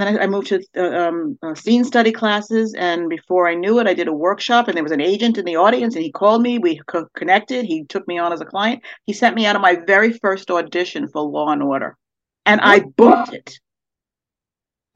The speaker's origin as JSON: {"language": "English", "town": "New York City", "region": "New York", "country": "United States", "tie": "born or raised there", "said": "I'm originally from Brooklyn, New York. I grew up in an Italian American household"}